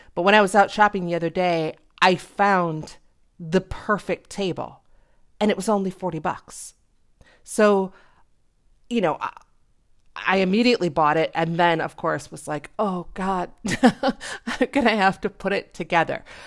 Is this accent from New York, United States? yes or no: yes; Western New York, United States; moved away; I grew up in Western New York